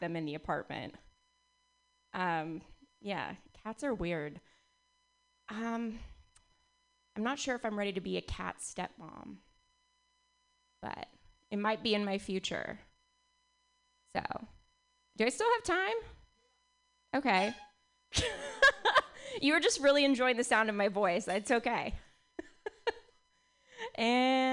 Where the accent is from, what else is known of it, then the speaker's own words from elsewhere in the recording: Bay Area, California, United States; I was born and raised in the Bay Area